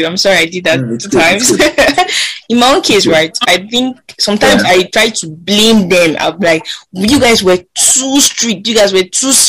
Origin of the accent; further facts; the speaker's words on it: Kaduna, Kaduna State, Nigeria; I grew up in Kandarawa